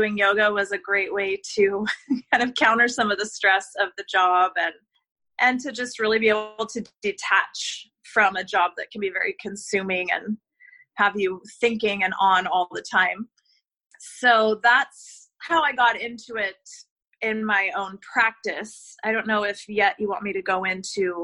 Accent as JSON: {"language": "English", "region": "California", "country": "United States", "tie": "born or raised there", "moved": "as an adult", "lives_now": "Barbados", "said": "I'm from California"}